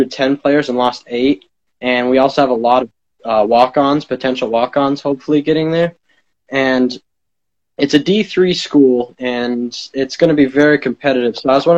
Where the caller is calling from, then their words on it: Phillips, Maine, United States; I'm calling from Phillips, Maine.